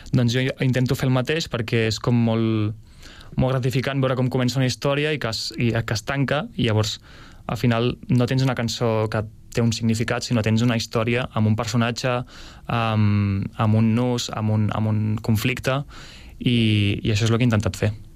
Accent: Escaldes-Engordany, Andorra; moved away as an adult; now in Sabadell, Spain; vaig néixer aquí a Sabadell, però per feina del meu pare vam anar a viure a Andorra tota la família i clar, he viscut allà dels dos anys als 18.

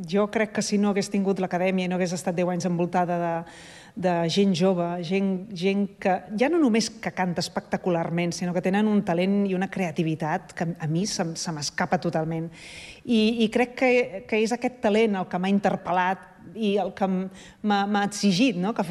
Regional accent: Sant Cugat del Vallès, Catalonia, Spain; born there; vam néixer a Sant Cugat i estem molt orgullosos

